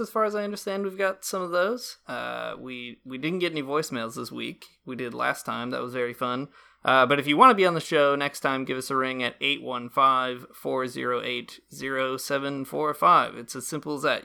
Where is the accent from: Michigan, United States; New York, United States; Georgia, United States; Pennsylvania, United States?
Michigan, United States; rural; I grew up in rural Michigan, in the middle of nowhere